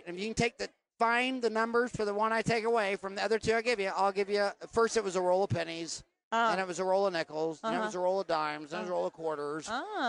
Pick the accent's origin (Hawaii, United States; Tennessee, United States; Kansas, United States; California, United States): Kansas, United States; I grew up in Kansas in Catholic school.